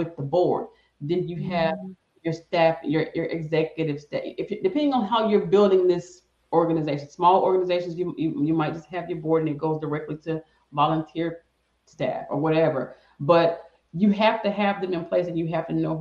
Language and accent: English; the South, United States; I'm from the South